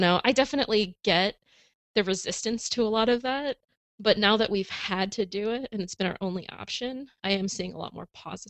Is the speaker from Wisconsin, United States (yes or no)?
no; California, United States; I'm originally from California, but when we moved out here, I kind of lost a lot of touch with my Hispanic family.